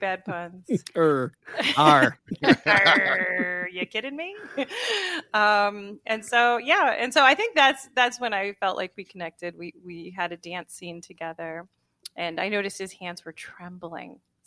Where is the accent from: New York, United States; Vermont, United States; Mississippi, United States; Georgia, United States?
New York, United States; Huntington; I'm from Huntington, so I grew up going to Walt Whitman High School